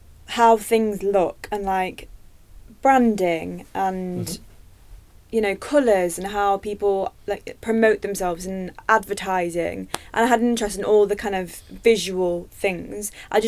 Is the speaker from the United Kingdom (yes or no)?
yes; Nottingham, East Midlands, United Kingdom; now in London, United Kingdom